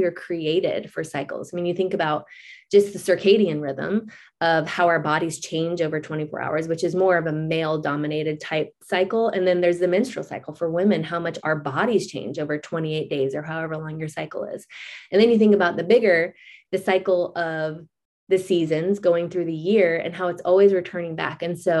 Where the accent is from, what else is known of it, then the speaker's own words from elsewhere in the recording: Florida, United States; moved away; we moved from Florida that doesn't have any season. I mean, it basically has hot and hotter. That's really just the only, and we're from a beach town.